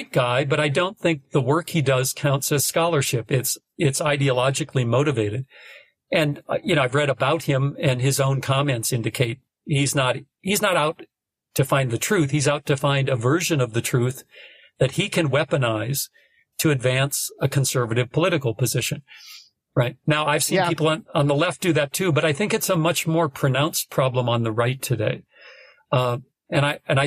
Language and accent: English; North Dakota, United States; now in Austin, United States; I'm from North Dakota